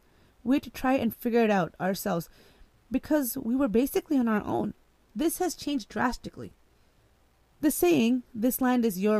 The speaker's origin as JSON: {"language": "English", "country": "United States", "said": "I'm an American who just happens to be a Muslim. And I'm proud to be both."}